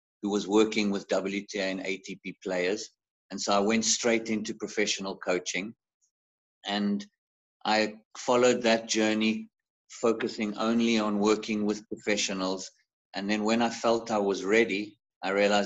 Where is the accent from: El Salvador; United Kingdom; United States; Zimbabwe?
Zimbabwe; now in South Africa; when I grew up in Africa. I was actually born in Zimbabwe